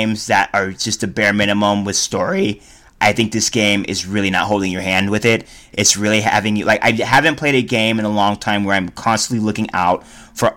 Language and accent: English; Reno, Nevada, United States; we're from Reno, Nevada, a trailer trash town